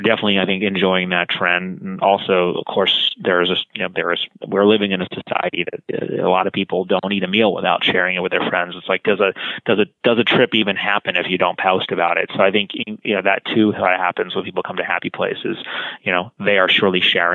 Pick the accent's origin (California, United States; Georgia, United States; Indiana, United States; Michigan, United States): California, United States; Los Angeles; my hometown in Los Angeles